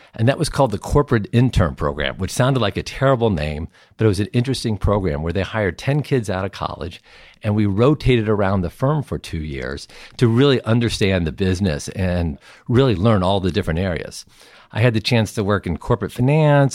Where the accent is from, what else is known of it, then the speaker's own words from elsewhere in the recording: Summit, New Jersey, United States; also born or lived in St. Louis, Missouri; I grew up in Saint Louis and Summit, New Jersey